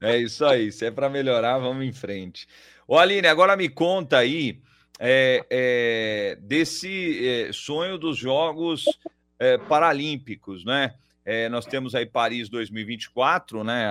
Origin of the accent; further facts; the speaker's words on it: São Paulo, Brazil; também sou paulistano